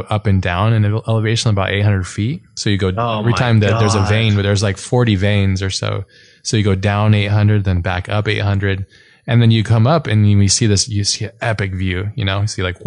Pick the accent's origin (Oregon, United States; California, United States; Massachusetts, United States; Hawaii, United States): Hawaii, United States; moved away; I grew up in Hawaii. I didn't grow up in Kauai, but I grew up in Hawaii.